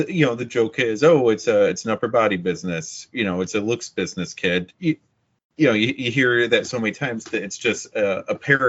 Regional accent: Watertown, New York, United States; born or raised there; also born or lived in Long Island; now in Rome, United States

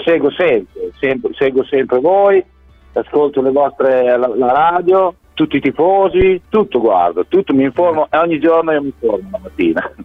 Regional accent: Bologna, Emilia-Romagna, Italy; moved away as an adult; now in Australia; sono nato a Bologna, tifoso bolognese da, da quando sono piccolo piccolo, avevo 8 anni

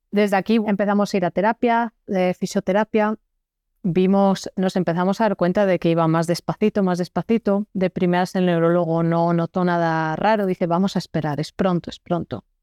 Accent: Spain; moved away as an adult; now in Belgium; yo soy una española que vive en Bélgica desde hace 12 años

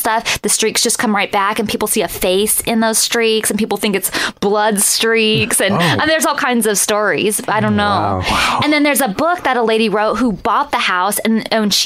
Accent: Northern California, United States; I'm from Northern California

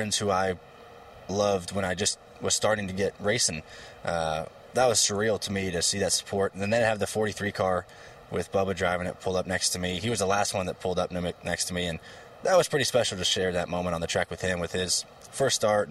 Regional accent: Ohio, United States; my hometown in Ohio, where my dad grew up

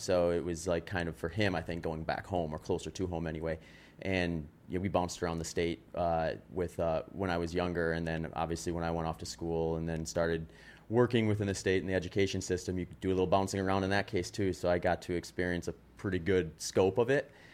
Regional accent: Wisconsin, United States; accent: Wisconsin; moved away as an adult; also born or lived in California; I was in Wisconsin for twenty years

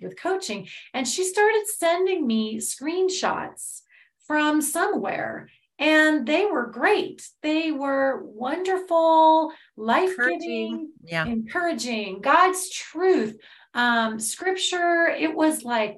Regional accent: Los Angeles, California, United States; growing up in Los Angeles

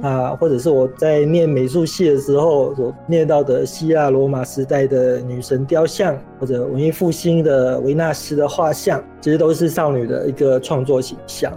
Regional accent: Malaysia; also born or lived in Taiwan; 我算是七零后或者台湾所谓的六年级的创作者。嗯。那我在马来西亚成长的年代

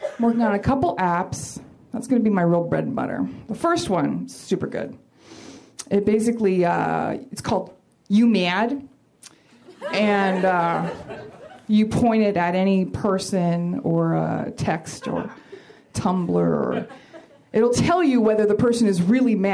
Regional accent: Portland, Oregon, United States; now in Los Angeles, United States; I'm from Portland

